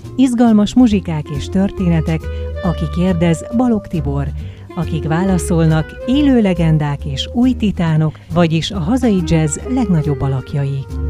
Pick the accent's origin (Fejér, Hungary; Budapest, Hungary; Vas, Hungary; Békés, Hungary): Vas, Hungary; Szombathely; moved away; szombathely nekem a szülővárosom